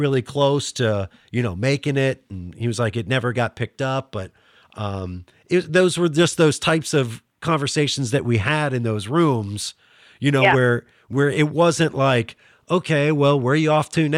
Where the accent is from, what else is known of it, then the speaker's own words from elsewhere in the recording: Northern Panhandle of West Virginia, United States; accent: Pittsburghese; moved away; also born or lived in Pittsburgh area; we grew up around the same area. You know, Northern Panhandle